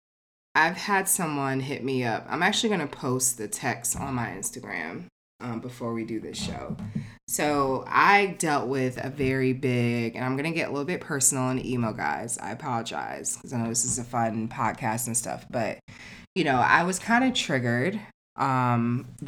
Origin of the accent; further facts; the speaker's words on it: New Jersey, United States; moved away as an adult; also born or lived in West Coast; I'm originally from Jersey